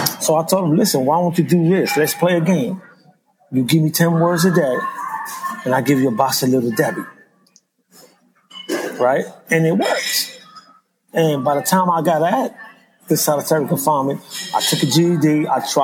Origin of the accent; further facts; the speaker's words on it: New York, United States; moved away as an adult; also born or lived in Philadelphia; I'm from New York. I'm from the street